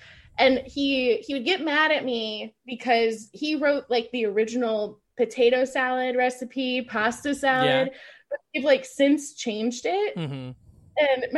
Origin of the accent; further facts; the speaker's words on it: Indianola, Iowa, United States; Indianola, Iowa.